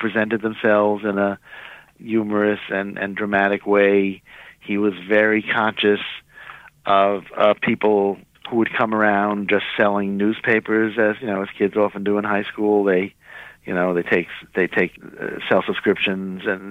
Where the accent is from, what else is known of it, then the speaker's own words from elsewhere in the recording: New York, United States; I'm a New Yorker